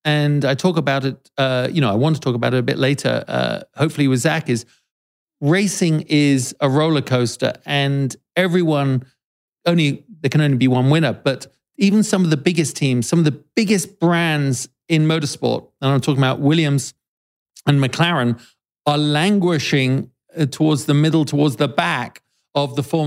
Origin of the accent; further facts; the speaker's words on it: United Kingdom; as a Brit